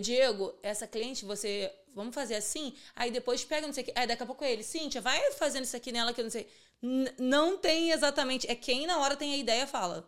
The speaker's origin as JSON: {"language": "Portuguese", "region": "Rio de Janeiro", "country": "Brazil", "tie": "born or raised there", "also_born_or_lived": "Vila Aliança, Bangu", "said": "e fui criada em Santíssimo, que é um bairro do subúrbio do Rio"}